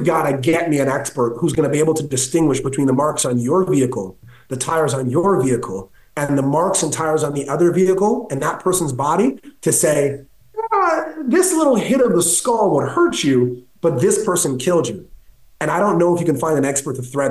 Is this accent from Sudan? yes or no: no; Canada; I'm Canadian